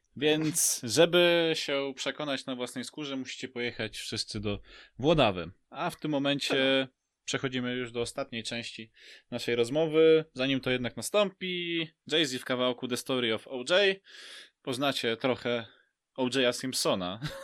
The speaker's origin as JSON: {"language": "Polish", "town": "Lublin", "region": "Lublin Voivodeship", "country": "Poland", "tie": "born or raised there", "also_born_or_lived": "Bychawa / Wola Gałęzowska", "said": "wcześniej mieszkałem w takiej małej wsi Wola Gałęzowska koło Bychawy, bo w Bychawie się urodziłem"}